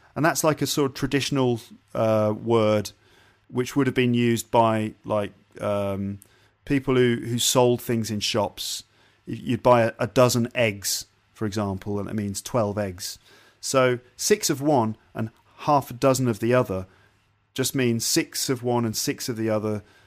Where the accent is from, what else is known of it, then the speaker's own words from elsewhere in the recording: United Kingdom; we're British